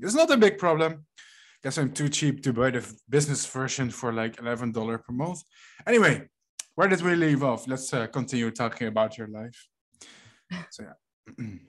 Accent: Netherlands; I'm from the Netherlands

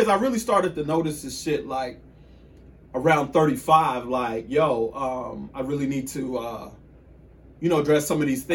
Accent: Killeen, Texas, United States; I'm from Killeen. I'm from Killeen, Texas.

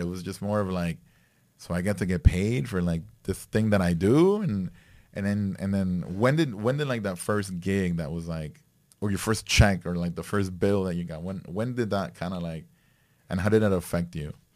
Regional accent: Nicaragua; I grew up, I grew up in Nicaragua

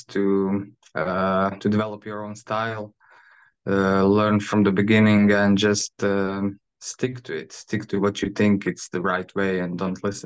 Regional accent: Split, Split-Dalmatia County, Croatia; I grew up down south in Split on the Dalmatian coast

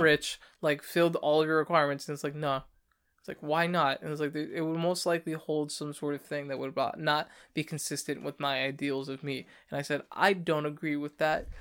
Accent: United States; also born or lived in New York; as an American

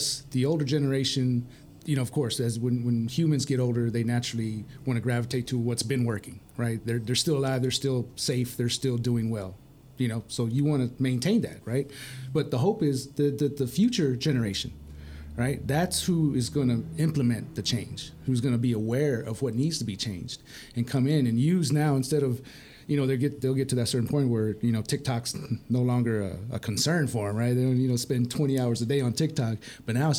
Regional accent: Permian Basin, Texas, United States; I'm from the Permian Basin

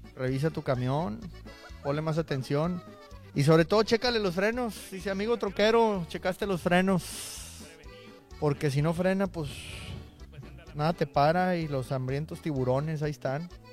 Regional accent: Monterrey, Nuevo León, Mexico; now in Houston, United States; Somos de Monterrey, el Cruceta y yo

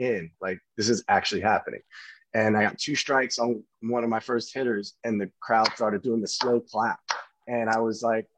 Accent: New York City, New York, United States; I grew up in Brooklyn playing against all my Yankee friends

